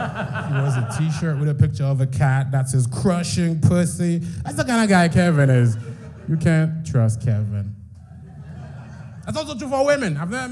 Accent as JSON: {"language": "English", "country": "Haiti", "said": "She goes, \"You have a bit of an accent. Where are you from?\" I said, \"I'm from Haiti. I'm Haitian.\""}